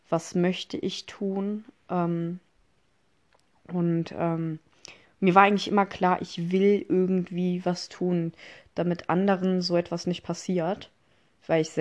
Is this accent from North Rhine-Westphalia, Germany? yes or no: yes; Mönchengladbach, North Rhine-Westphalia, Germany; Ich komme aus Mönchengladbach. Ich bin äh, 19 Jahre alt.